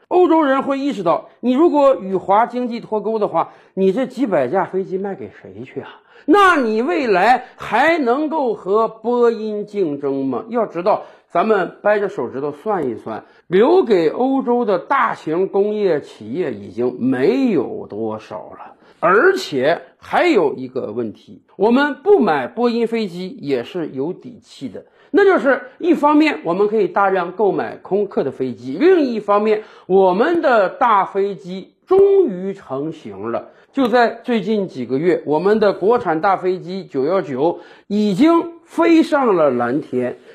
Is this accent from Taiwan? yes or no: no; China; 我们中国人也是人